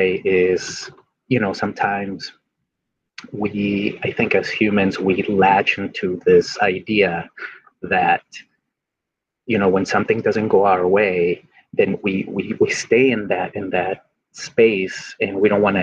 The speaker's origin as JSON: {"language": "English", "country": "Mexico", "tie": "born or raised there", "moved": "yes", "lives_now": "United States", "said": "I grew up in Mexico"}